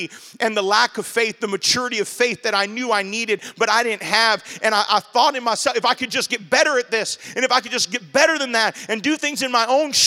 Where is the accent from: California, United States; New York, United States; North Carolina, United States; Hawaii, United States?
Hawaii, United States; Maui; accent: Hawaiian Pidgin; moved away as an adult; now in Oahu, United States; I'm from Maui